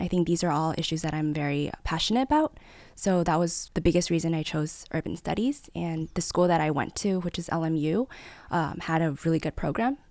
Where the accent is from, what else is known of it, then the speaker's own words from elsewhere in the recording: Taipei, Taiwan; also born or lived in Los Angeles, United States; growing up in Taipei, it was such a vibrant city